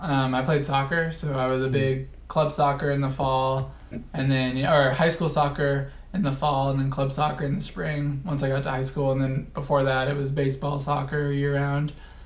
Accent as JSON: {"language": "English", "town": "Albuquerque", "region": "New Mexico", "country": "United States", "tie": "born or raised there", "moved": "as an adult", "said": "Yeah, born and raised in Albuquerque."}